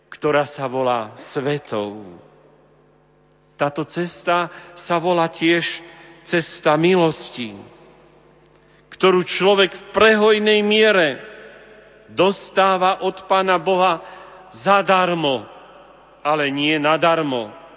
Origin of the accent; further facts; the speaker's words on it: Hažín nad Cirochou, Prešov Region, Slovakia; v mojom rodisku, v Hažine nad Cirochou pri Humenom